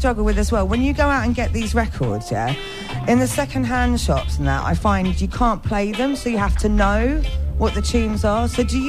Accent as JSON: {"language": "English", "town": "Northampton", "region": "East Midlands", "country": "United Kingdom", "said": "Well, yeah … from Northampton."}